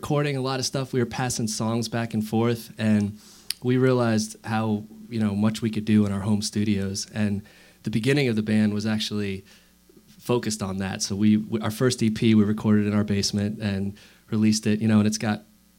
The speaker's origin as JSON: {"language": "English", "region": "New Jersey", "country": "United States", "lives_now": "Louisville, United States", "said": "New Jersey."}